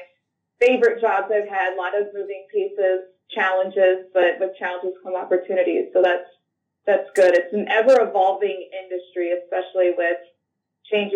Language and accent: English; Cambridge, Illinois, United States; I'm from a small town in Northwest Illinois, Cambridge, Illinois